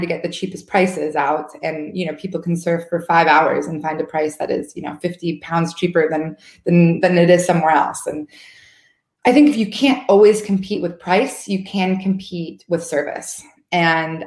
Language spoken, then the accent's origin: English; United States; moved away; I'm from the States, and it's, you know, everyone has credit cards there